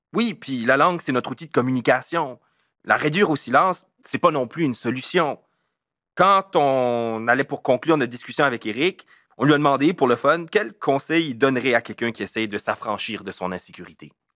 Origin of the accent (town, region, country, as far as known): Acadians of south-east New Brunswick, Canada